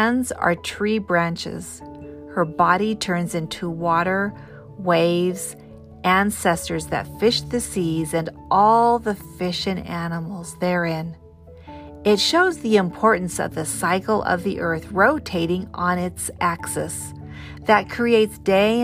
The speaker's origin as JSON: {"language": "English", "region": "Pacific Northwest", "country": "United States", "tie": "born or raised there", "said": "I grew up in the Pacific Northwest"}